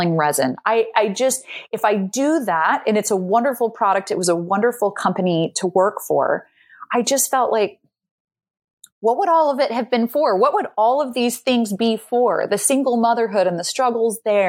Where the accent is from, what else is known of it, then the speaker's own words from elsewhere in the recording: Salt Lake City, Utah, United States; moved away as an adult; now in Amsterdam, Netherlands; I grew up and am from Salt Lake City, Utah